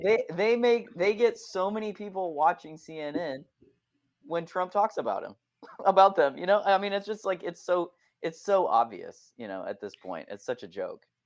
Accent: Akron, Ohio, United States; moved away; I am from Ohio originally, I'm from Akron, Ohio

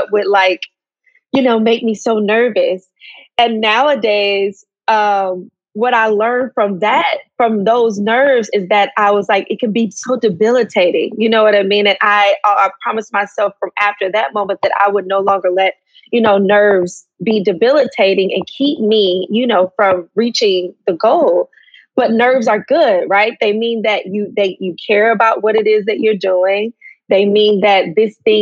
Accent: Atlanta, Georgia, United States; moved away as an adult; I'm originally from Atlanta, Georgia

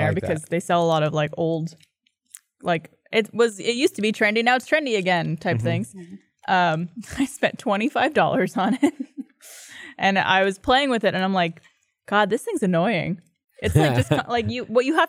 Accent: Canada; I'm Canadian.

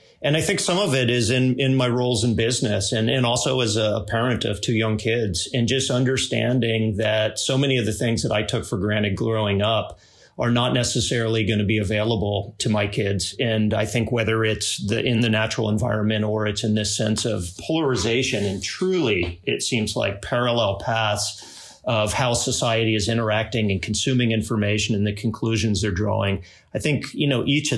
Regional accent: Cocoa Beach, Florida, United States; moved away as an adult; also born or lived in Salt Lake City, Utah; I grew up in Cocoa Beach, Florida

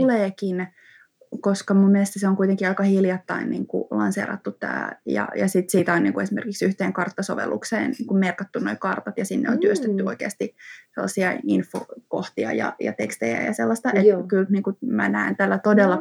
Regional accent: Espoo, Uusimaa, Finland; mä kuitenkin Espoosta kotoisin

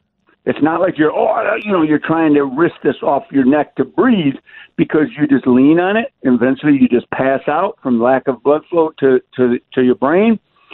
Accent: Detroit, Michigan, United States; I've seen guys sitting in prison cells in Wayne County Jail in Detroit. I'm from Detroit.

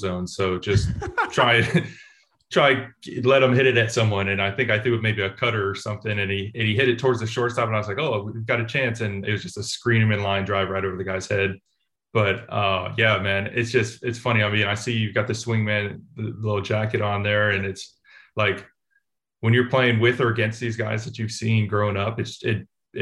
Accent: Oakland, California, United States; I grew up in Oakland. I was an A's fan growing up, so I was playing at home for the hometown team

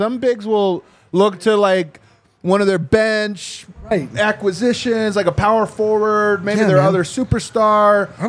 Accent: Commerce City, Colorado, United States; I'm from Commerce City

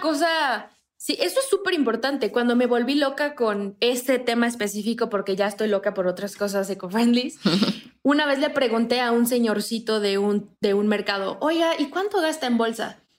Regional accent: Morelos, Mexico; moved away as an adult; now in Mexico City, Mexico; Yo eh, soy de Morelos, me vine a la Ciudad de México a estudiar en la universidad y luego me quedé aquí

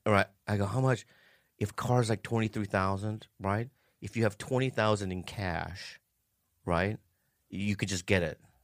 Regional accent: San Diego, California, United States; I grew up in San Diego

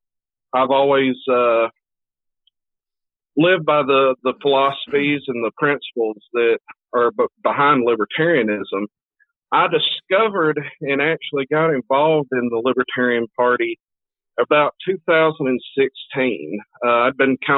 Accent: Tennessee, United States; I'm from Tennessee

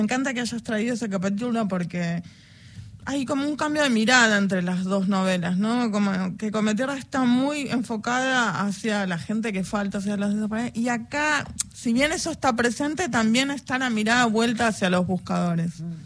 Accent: Buenos Aires, Argentina; somos de Buenos Aires

